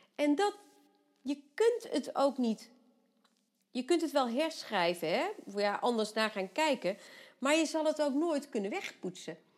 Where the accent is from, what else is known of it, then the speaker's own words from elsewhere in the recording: Vught, North Brabant, Netherlands; bij ons in Vught